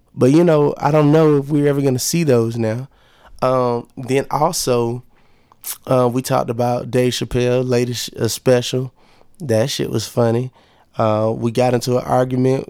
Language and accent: English; Monroe, Georgia, United States; moved away as an adult; also born or lived in Lithonia, Georgia; now in Atlanta, United States; I'm from Monroe, Georgia, and I say that proudly because where I'm from, cats don't really be moving like I'm moving.